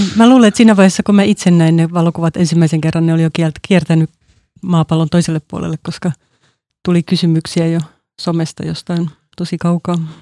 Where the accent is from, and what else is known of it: Helsinki, Uusimaa, Finland; also born or lived in Porvoo